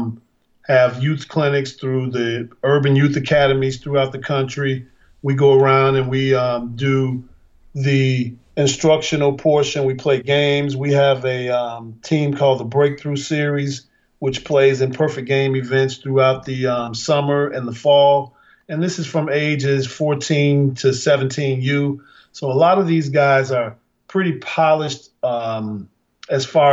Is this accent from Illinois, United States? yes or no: yes; Chicago, Illinois, United States; Growing up in Chicago